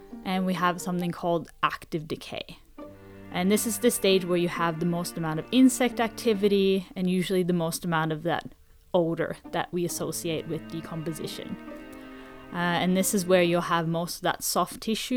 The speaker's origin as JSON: {"language": "English", "country": "Norway", "moved": "yes", "lives_now": "Sydney, Australia", "said": "I'm originally from Norway"}